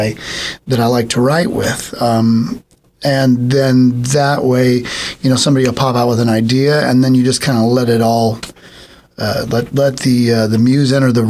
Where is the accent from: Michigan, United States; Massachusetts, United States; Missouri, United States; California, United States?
California, United States; San Bernardino; I grew up in San Bernardino, so San Bernardino County